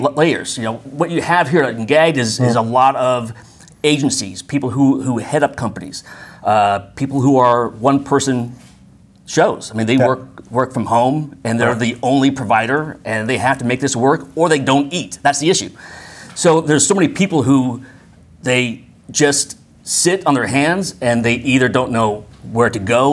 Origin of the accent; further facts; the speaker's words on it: Bay Area, just south of San Francisco, California, United States; now in North Carolina, United States; I'm originally from California, up in the Bay Area, just south of San Francisco.